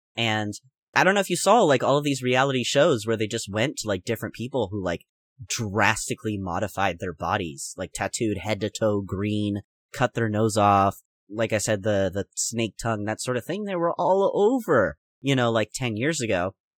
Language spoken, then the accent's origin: English; United States; I'm American